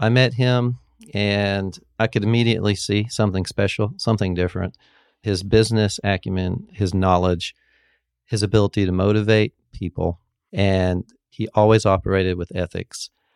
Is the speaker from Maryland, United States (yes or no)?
no; Fort Walton Beach, Florida, United States; moved away as an adult; also born or lived in Birmingham, Alabama; I grew up in Fort Walton Beach, Florida.